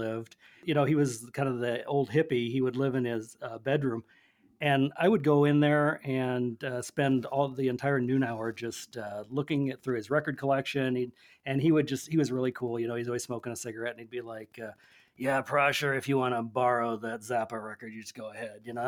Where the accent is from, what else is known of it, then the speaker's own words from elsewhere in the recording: Nebraska, United States; now in Ozarks, United States; I'm a Western writer, and I grew up in Nebraska